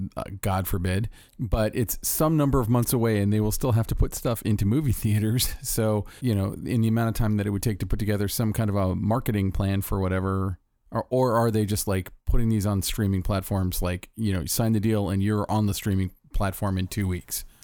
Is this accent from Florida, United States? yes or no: yes; Orlando, Florida, United States; I'm from Orlando